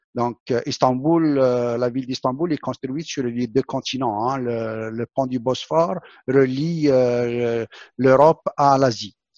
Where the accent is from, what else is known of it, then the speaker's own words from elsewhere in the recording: Algeria; moved away; also born or lived in Quebec; mon pays natal, l'Algérie